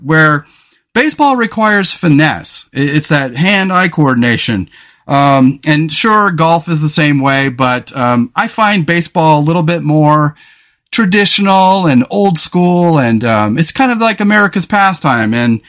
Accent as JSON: {"language": "English", "region": "California", "country": "United States", "tie": "born or raised there", "said": "I grew up in California on the Central Coast, and I grew up in a town where the famous MMA fighter Chuck Liddell is from."}